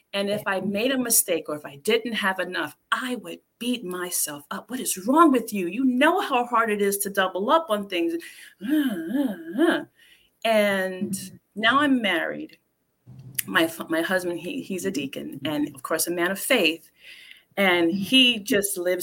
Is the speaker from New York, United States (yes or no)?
yes; New York City, New York, United States; I grew up in the South Bronx